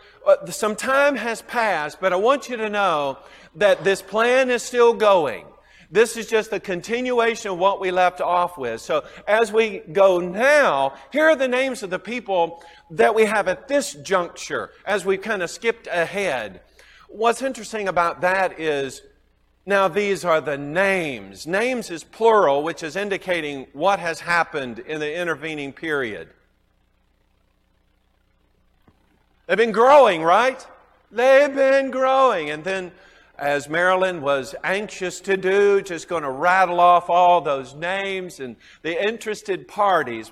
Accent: the South, United States; accent: southern; my southern accent

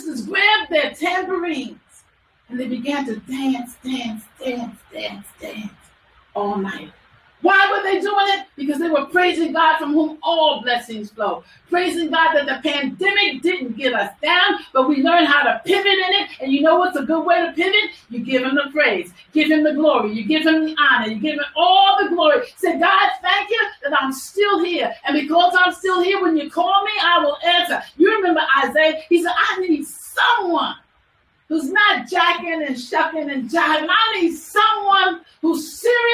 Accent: New York, United States; I'm from New York

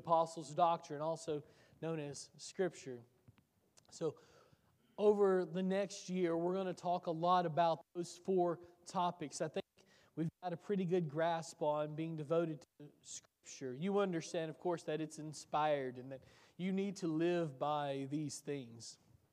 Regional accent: Tennessee, United States; I grew up in Tennessee

